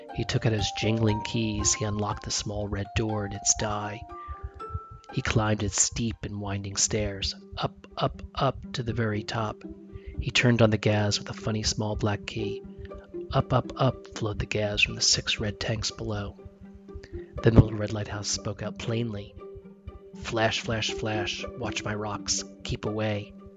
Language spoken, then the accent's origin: English; New Jersey, United States; moved away; I grew up in New Jersey